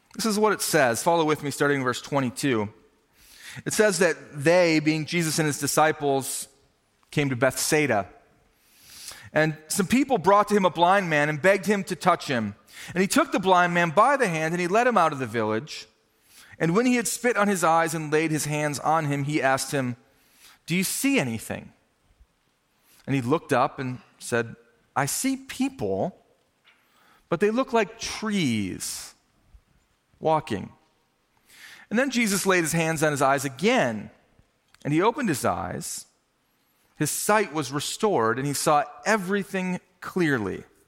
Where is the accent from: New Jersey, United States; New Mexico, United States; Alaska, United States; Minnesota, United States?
Minnesota, United States; now in Ohio, United States; growing up in Minnesota